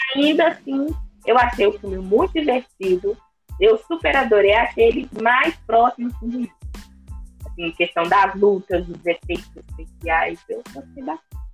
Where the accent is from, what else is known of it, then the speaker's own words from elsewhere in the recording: Brazil; como boa brasileira que eu sou